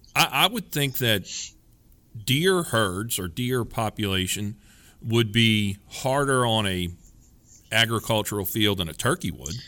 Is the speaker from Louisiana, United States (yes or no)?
yes; Louisiana, United States; I'm from Louisiana and we kinda know what good groceries are